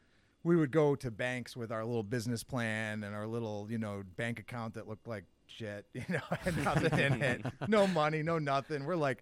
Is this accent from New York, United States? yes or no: yes; Endicott, New York, United States; moved away as an adult; also born or lived in Adirondacks, New York; I grew up down in Binghamton.